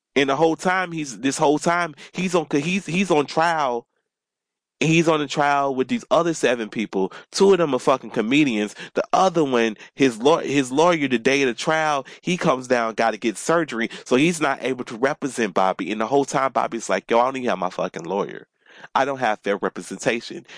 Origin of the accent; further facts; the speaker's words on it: Atlanta, Georgia, United States; I grew up in suburbs of Atlanta. I grew up in Atlanta, but I grew up on a different side of Atlanta